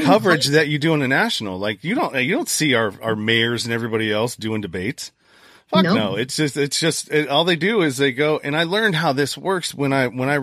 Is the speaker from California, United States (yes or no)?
yes; California, United States; I'm from California